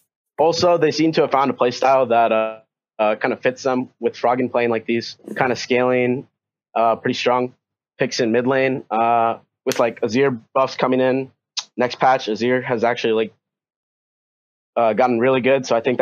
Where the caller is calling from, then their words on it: New York, United States; I'm calling from New York.